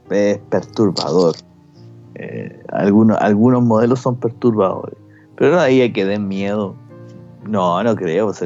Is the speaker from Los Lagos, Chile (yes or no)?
yes; Chiloé, Los Lagos, Chile